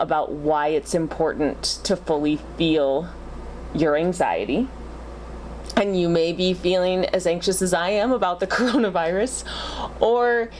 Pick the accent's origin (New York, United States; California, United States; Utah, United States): Utah, United States; I grew up in Utah